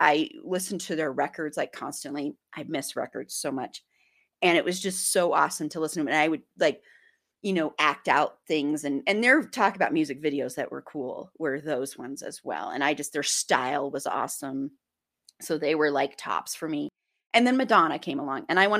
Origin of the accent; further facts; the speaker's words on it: Colorado, United States; growing up in Colorado